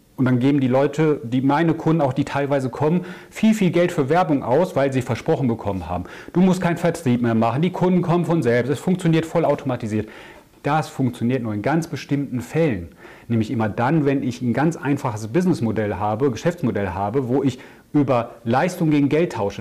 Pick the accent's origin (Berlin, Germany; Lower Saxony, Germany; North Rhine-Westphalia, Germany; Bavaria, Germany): North Rhine-Westphalia, Germany; Ruhr area; moved away as an adult; also born or lived in Augsburg / Amsterdam; now in near Düsseldorf, Germany; komme gebürtig aus dem Ruhrgebiet